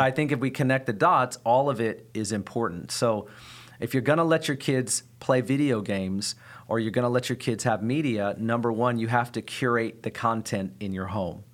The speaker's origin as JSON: {"language": "English", "country": "United States", "said": "I, as an American, don't have a back culture"}